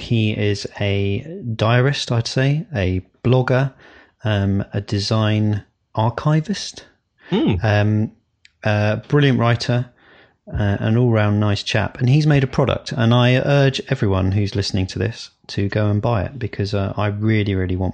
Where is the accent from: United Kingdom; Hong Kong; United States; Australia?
United Kingdom; Hampshire, South East England; I'm from Hampshire.